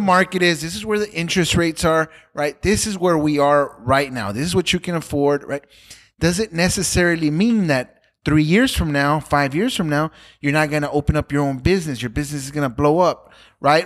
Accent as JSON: {"language": "English", "town": "Los Angeles", "region": "California", "country": "United States", "tie": "born or raised there", "said": "I grew up in Pacoima"}